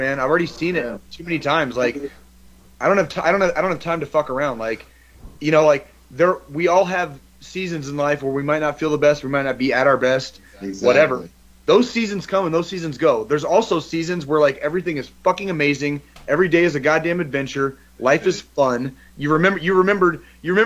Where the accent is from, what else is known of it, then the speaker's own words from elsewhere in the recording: Tucson, Arizona, United States; moved away as an adult; I grew up in Tucson, Arizona